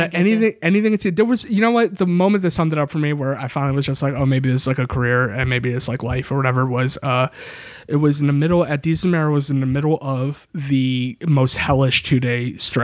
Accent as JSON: {"language": "English", "region": "New York", "country": "United States", "said": "I am from New York."}